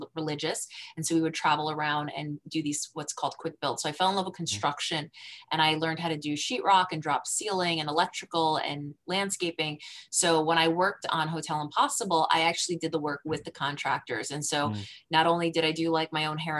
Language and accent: English; New Jersey, United States; I'm from New Jersey, metropolitan area